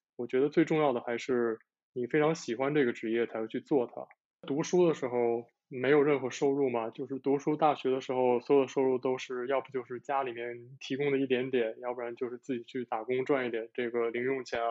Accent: northern China, China; moved away as an adult; now in Japan; 我的家乡在北方

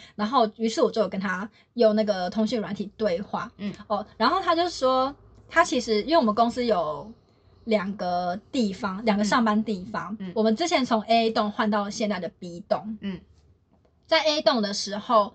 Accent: Taiwan; 对啊，这里是台湾， 对 我是台

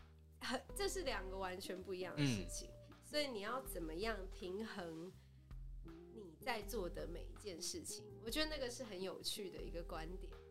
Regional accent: Taiwan; moved away; 我自己是在台湾长大的啦

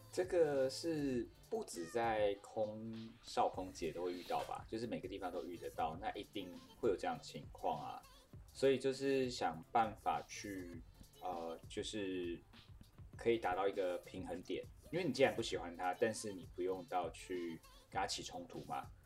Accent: Taiwan; 我是台湾人欸，我是奴性比较重

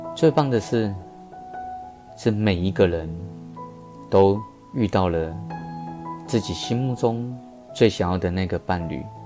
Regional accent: Taipei, Taiwan; 台北车站其实是一个我们台北人的门面呢

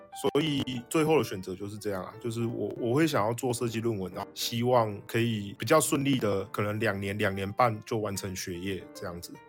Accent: Taoyuan, Taiwan; 我桃园人啊

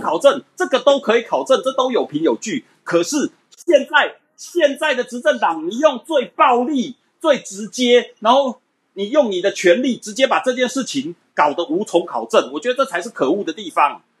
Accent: Taiwan; 我们台湾人民

